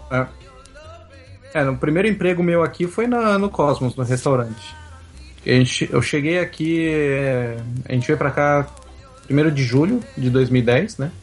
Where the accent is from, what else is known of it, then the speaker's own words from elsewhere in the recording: São Paulo, Brazil; moved away as an adult; now in Quebec, Canada; eu sou nascido e criado em São Paulo